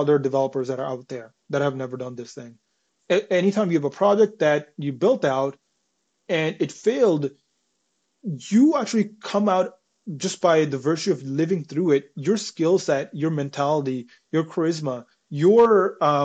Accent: India; moved away as an adult; now in Toronto, Canada; I was born in India. I came to Canada about 7, 8 years ago, right after I did my grade 12 in India.

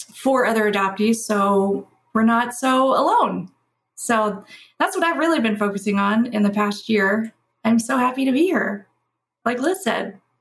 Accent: Louisville, Kentucky, United States; I was raised in Louisville, Kentucky, which is where I currently reside.

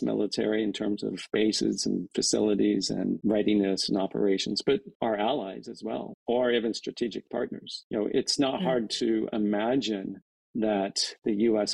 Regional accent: Kansas, United States; moved away; growing up in Kansas, my relatives there

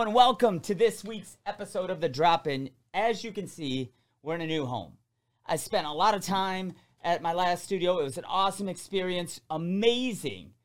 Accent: Downriver, Detroit area, Michigan, United States; I, I, I grew up here. I'm, I'm from the Down River area, which is about twenty minutes south of Detroit

